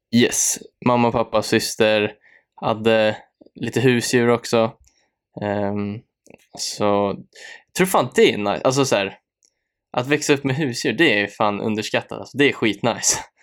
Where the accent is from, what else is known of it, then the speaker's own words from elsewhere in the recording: Nykvarn, Stockholm County, Sweden; also born or lived in Södertälje; där växte jag upp med min familj